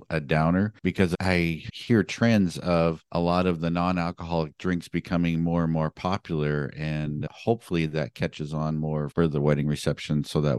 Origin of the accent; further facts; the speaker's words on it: Montana, United States; Speaking of that, then I come from Montana where the cutoff time to drink is 2 o'clock.